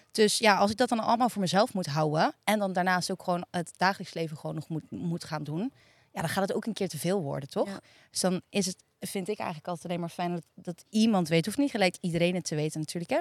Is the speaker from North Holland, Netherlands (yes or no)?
no; Hillegom, South Holland, Netherlands; Ik kom uit Hillegom